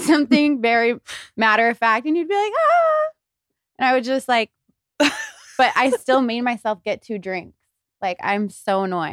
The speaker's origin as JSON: {"language": "English", "town": "Tulsa", "region": "Oklahoma", "country": "United States", "moved": "as an adult", "lives_now": "Los Angeles, United States", "said": "I have been in L A for nine years, I'm from Tulsa, Oklahoma"}